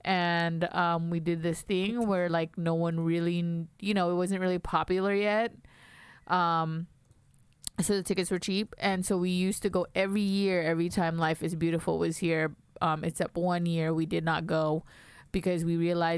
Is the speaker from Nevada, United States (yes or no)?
yes; Las Vegas, Nevada, United States; we're both from Las Vegas